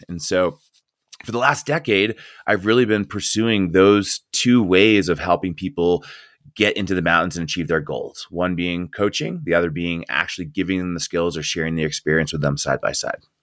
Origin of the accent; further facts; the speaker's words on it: Northeast, United States; moved away as an adult; also born or lived in Colorado; I grew up in the Northeast, and so I was coaching there.